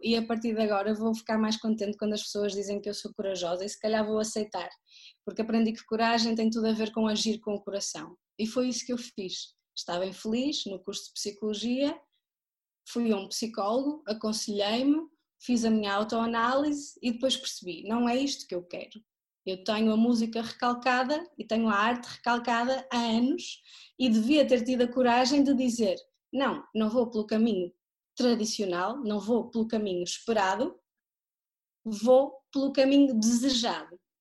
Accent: Porto, Norte, Portugal; moved away as an adult; also born or lived in Terceira, Azores; now in Pico, Portugal; sou natural do Porto, mas vivo nos Açores desde 2014.

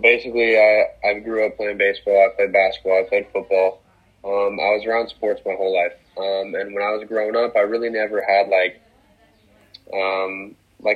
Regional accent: Reno, Nevada, United States; moved away as an adult; now in Boca Raton, United States; I'm from Reno, Nevada

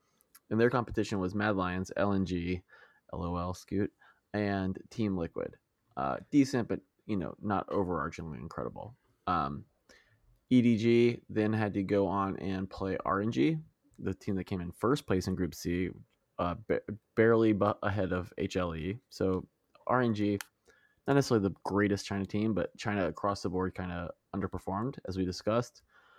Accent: South Africa; also born or lived in Russia; So I'm South African / Russian.

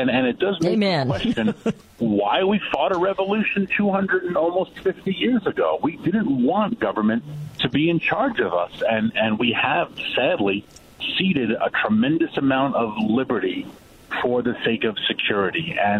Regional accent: New York, United States; now in Washington, D.C., United States; I'm a New Yorker and I live in D.C.

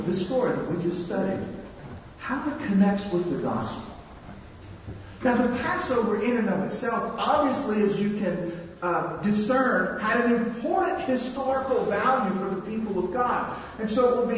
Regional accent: North Louisiana, United States; 5 or 6 years old, I was growing up in North Louisiana

